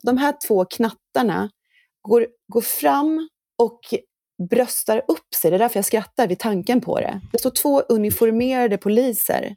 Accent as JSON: {"language": "Swedish", "town": "Norrköping", "region": "Östergötland", "country": "Sweden", "tie": "born or raised there", "said": "Jag är ju född och uppvuxen i, i Norr, Norrköping"}